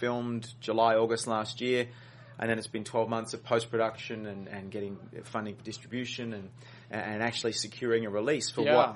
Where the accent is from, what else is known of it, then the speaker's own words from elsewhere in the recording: Sydney, New South Wales, Australia; now in Los Angeles, United States; I grew up in Sydney, in one of the meccas of triathlon and sort of sports.